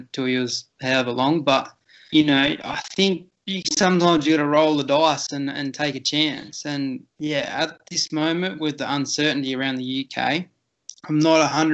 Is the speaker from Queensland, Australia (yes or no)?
no; Victoria, Australia; also born or lived in Edinburgh; I'm working in New South Wales, but I'm from Victoria